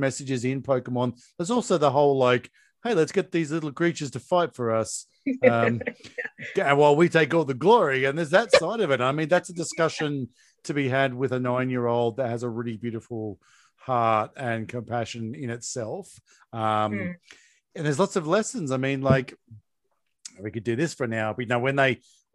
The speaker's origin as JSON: {"language": "English", "country": "Australia", "said": "I'm Australian"}